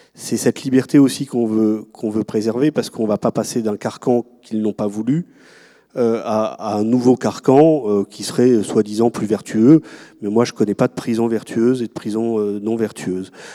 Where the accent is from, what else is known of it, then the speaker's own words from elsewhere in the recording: France; dans le pays qui est le nôtre